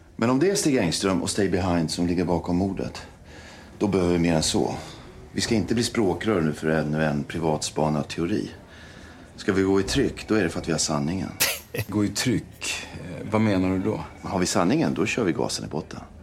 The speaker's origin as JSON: {"language": "Swedish", "country": "Sweden", "said": "självkänslan man har som svensk"}